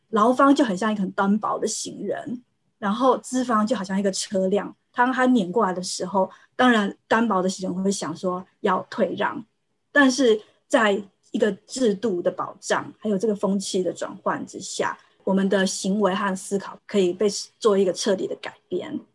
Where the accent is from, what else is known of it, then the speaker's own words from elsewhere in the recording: Taiwan; moved away as an adult; now in Sweden; 我在台湾长大